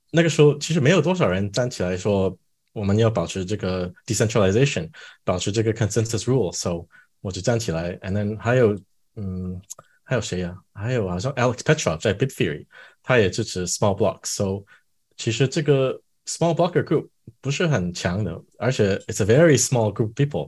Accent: Canada; Chinese is a second language; also born or lived in Chengdu, China / Shanghai, China; 我也搬回加拿大，我是加拿大人

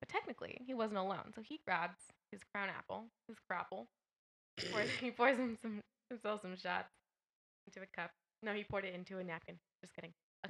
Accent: the Bay Area, California, United States; now in Las Vegas, United States; even though I'm from the Bay.

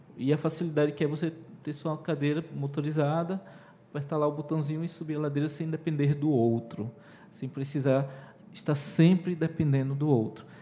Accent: Pernambuco, Brazil; first language Portuguese; eu sou pernambucano

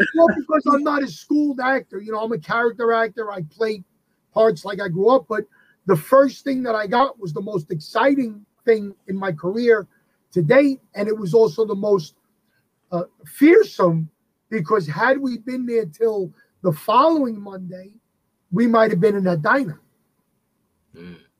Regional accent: New York City, New York, United States; I come from the Bronx, New York. I still live here.

